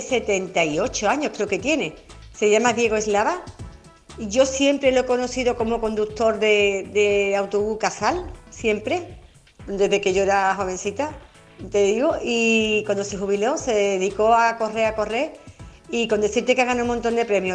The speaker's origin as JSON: {"language": "Spanish", "town": "Carmona", "region": "Andalusia", "country": "Spain", "tie": "born or raised there"}